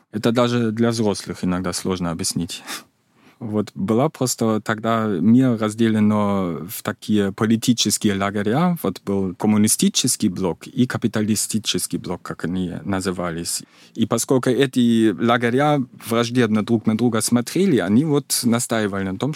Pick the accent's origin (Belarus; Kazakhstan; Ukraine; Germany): Germany; East Germany; Russian is a second language; Я сам из Восточной Германии.